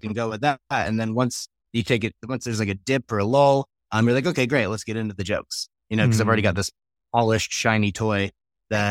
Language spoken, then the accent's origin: English; New York, United States; now in Colorado, United States; I grew up in the States. I grew up in New York. I live in Colorado